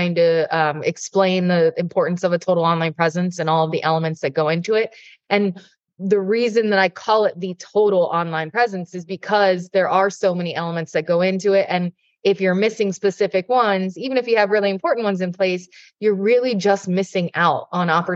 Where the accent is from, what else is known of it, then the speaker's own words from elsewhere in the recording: Jupiter, Florida, United States; where I'm based, my hometown in Jupiter, Florida